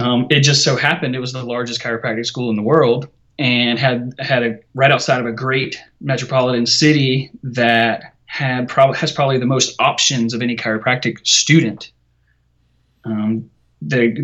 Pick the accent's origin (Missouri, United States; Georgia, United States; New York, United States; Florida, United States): Georgia, United States; Savannah; I'm from Savannah, Georgia